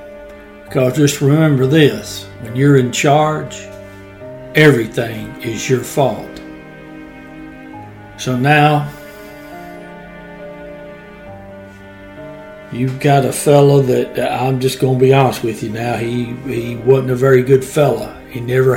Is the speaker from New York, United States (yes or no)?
no; Dickson County, Tennessee, United States; he was born and raised in Dixon County just like I was